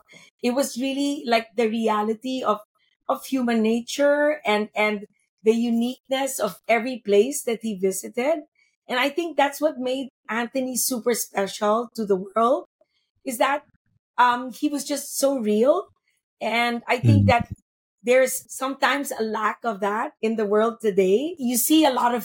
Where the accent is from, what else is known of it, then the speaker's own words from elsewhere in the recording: Philippines; being Filipina